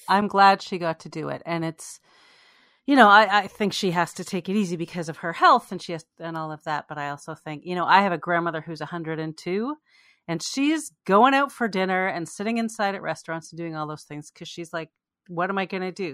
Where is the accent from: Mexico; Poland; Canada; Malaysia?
Canada; we're both Canadian Jews